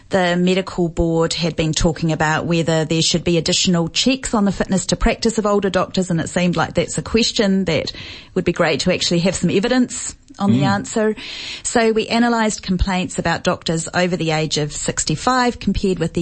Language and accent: English; New Zealand; accent: New Zealand; now in Australia; As you may be able to tell from my accent, I'm from New Zealand.